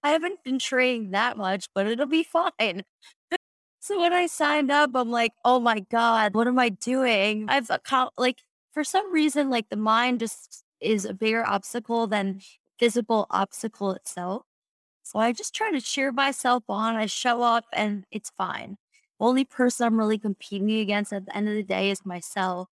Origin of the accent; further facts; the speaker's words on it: Long Island, New York, United States; also born or lived in South Florida; now in Colorado, United States; I'm originally from Long Island, New York